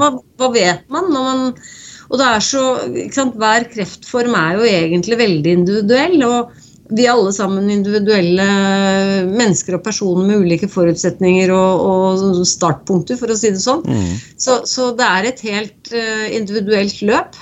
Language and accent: Norwegian; Norway; her hjemme i Norge